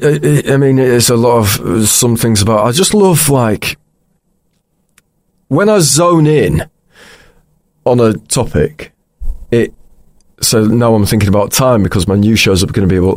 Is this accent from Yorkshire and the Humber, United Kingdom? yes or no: yes; Pocklington, Yorkshire and the Humber, United Kingdom; moved away as an adult; also born or lived in York / Newcastle; now in London, United Kingdom; I was born in York, and then I grew up in a place called Pocklington